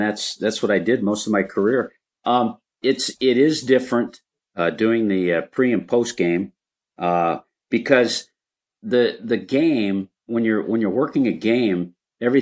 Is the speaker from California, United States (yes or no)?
yes; Los Angeles, California, United States; it was in L.A. There were over 50,000 people there, and that was my hometown